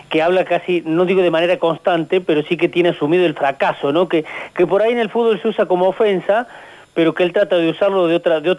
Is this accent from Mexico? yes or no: no; Colonia Caroya, Córdoba, Argentina; Yo soy de Colonia Carola.